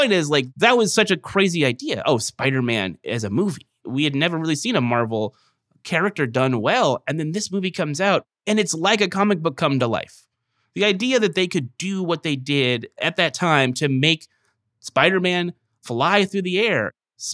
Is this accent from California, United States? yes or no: yes; Merced, California, United States; my hometown of Merced